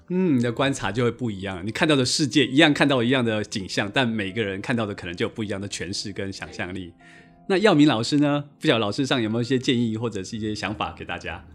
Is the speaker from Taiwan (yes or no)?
yes; Yilan County, Taiwan; 我在小时候在宜兰的河里面是可以抓到拉的